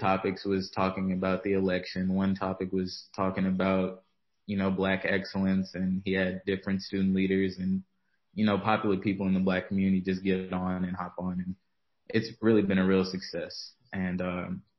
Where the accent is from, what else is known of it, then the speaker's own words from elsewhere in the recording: Vicksburg, Mississippi, United States; I was born and raised in Mississippi, Vicksburg, Mississippi